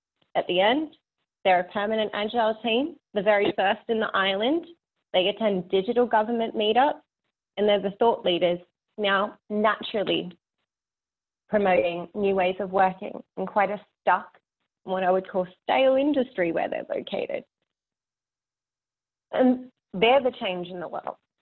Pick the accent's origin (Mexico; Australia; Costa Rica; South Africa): Australia; being Australian